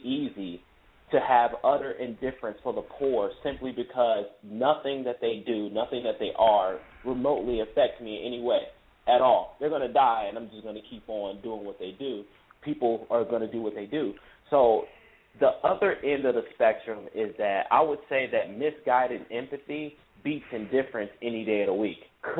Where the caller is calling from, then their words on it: Cincinnati, Ohio, United States; I'm calling from Cincinnati.